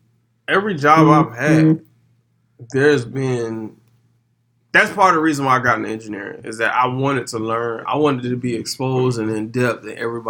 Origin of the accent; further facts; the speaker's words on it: Miami, Florida, United States; moved away; I'm from Miami.